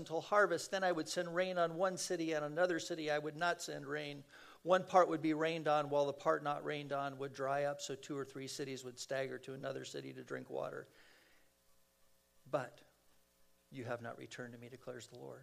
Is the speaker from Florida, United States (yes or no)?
no; San Fernando Valley, California, United States; I'm a kid from the San Fernando Valley.